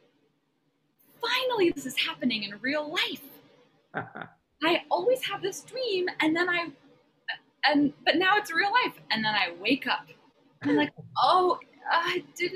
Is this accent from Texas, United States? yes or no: no; Kettle Falls, Washington, United States; also born or lived in Seattle, Washington; now in Joshua Tree, United States; I grew up in Seattle for the first 5 years of my life, and then my family moved to a farm in eastern Washington in Kathy McMorris Rogers' hometown of Kettle Falls